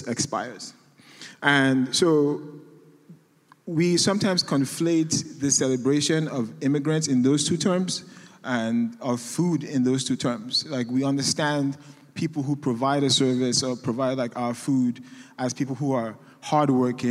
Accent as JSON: {"language": "English", "country": "Nigeria", "moved": "as an adult", "lives_now": "United States", "said": "I'm an immigrant. I'm Nigerian."}